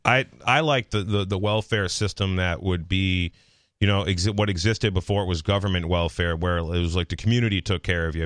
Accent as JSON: {"language": "English", "region": "Massachusetts", "country": "United States", "said": "I'm from Massachusetts. Uh, like, literally fifty-eight miles from right here."}